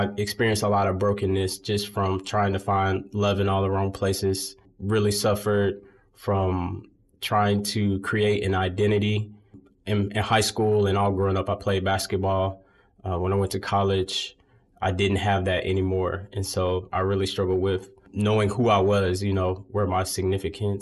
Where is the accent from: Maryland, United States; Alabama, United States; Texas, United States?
Alabama, United States; Birmingham; here in Birmingham. I grew up in Sardis Baptist Church, a historic church here in the city